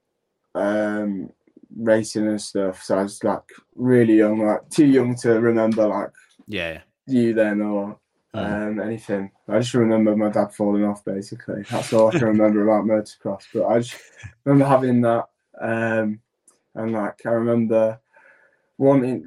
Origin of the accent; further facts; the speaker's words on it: Yorkshire and the Humber, United Kingdom; accent: broad; being a Yorkshireman, like, I'm not from Hull, I'm from East Yorkshire. So being a Yorkshireman and growing up with Joe